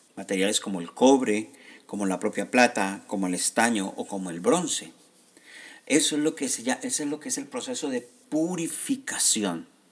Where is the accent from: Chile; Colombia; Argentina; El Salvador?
Colombia; gente como yo, que somos de Colombia